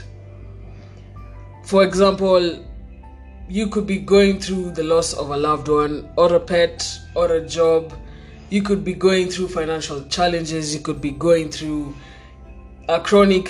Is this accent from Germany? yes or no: no; Kenya; as Kenyan youth